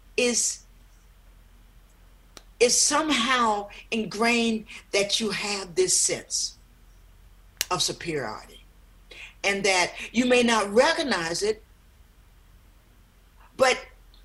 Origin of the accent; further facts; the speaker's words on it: South Georgia, United States; where I grew up in South Georgia